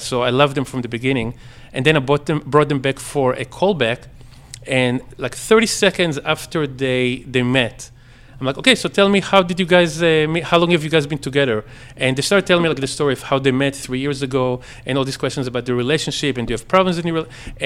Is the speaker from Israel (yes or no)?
yes; Israel; moved away as an adult; I grew up in Israel until I was uh, 19.